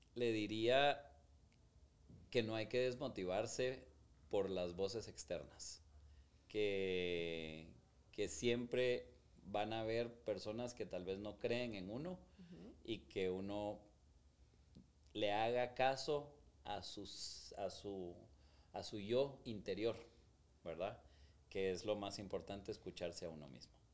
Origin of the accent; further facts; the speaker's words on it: Guatemala; soy guatemalteco